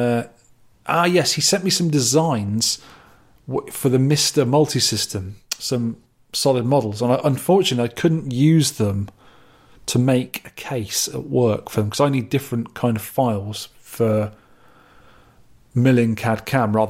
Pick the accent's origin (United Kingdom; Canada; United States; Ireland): United Kingdom; Dorset, South West England; accent: Dorset; also born or lived in London; now in Scotland, United Kingdom; I've still got a bit of a Dorset accent every now and again.